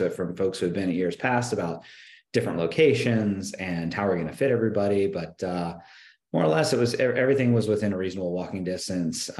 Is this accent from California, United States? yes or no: no; Richmond, Virginia, United States; the company is based in my hometown in Richmond, Virginia. That's where I am right now